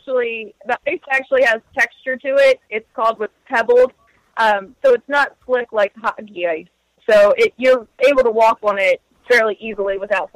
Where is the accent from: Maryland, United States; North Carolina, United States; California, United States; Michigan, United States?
Maryland, United States; Pasadena; we're from, Pasadena, so we're from, like, the Baltimore area.